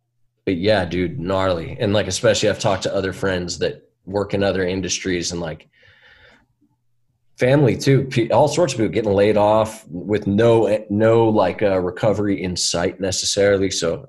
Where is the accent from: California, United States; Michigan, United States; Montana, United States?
California, United States; San Francisco; born there; I was born in San Francisco in the city only because that's where my mom was at the moment.